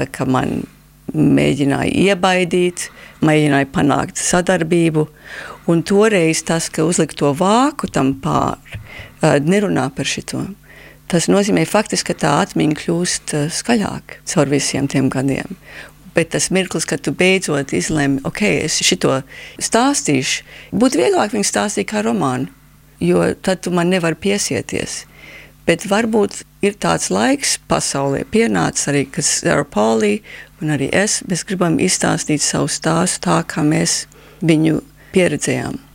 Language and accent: Latvian; Canada; Latvian is a second language; now in Latvia; es esmu kanādas latvieta vai Latvijas kanādieta.